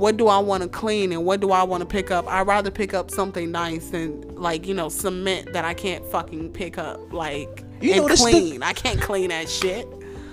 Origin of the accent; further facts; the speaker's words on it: Chicago, Illinois, United States; growing up in Chicago was like pretty rough